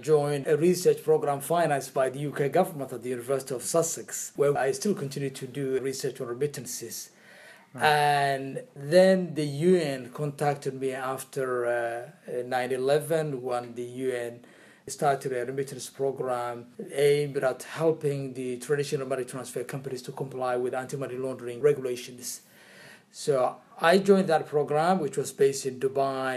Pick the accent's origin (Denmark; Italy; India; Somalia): Somalia; Hargeisa, Somaliland; now in London, United Kingdom; growing up in Hargeisa when I was a schoolboy, the capital city of Somaliland